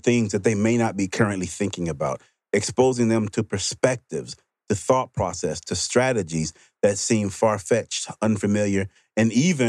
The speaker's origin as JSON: {"language": "English", "region": "Mississippi", "country": "United States", "tie": "born or raised there", "said": "I grew up in Mississippi."}